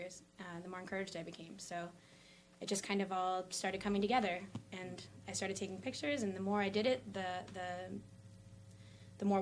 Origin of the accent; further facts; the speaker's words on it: Wilkes-Barre, Pennsylvania, United States; I grew up here in South Wilkes-Barre. I've lived here most of my life.